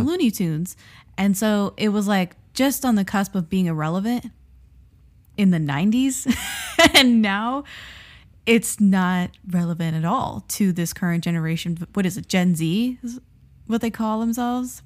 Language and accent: English; South Florida, United States; moved away; we're from South Florida, And we were living in South Florida during his tenure